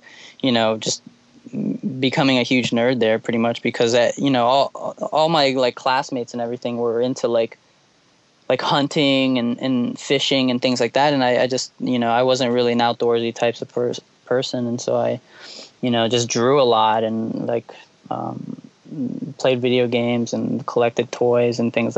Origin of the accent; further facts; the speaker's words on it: Florida, United States; also born or lived in Georgia / Chicago; I was born in Georgia, and I lived in Chicago for about 6 years, 7 years, and then I moved all around Florida.